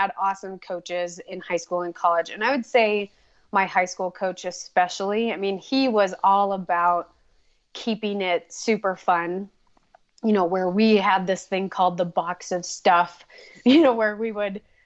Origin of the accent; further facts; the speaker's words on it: northern Minnesota, United States; moved away as an adult; also born or lived in Boise, Idaho; now in Idaho, United States; Originally from Minnesota. So when I was pretty young, I moved up to northern Minnesota. And so I grew up in the sticks